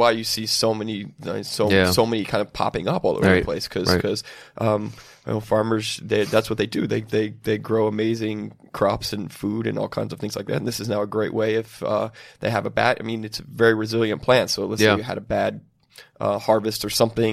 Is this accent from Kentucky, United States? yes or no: yes; Kentucky, United States; moved away; I'm originally from Kentucky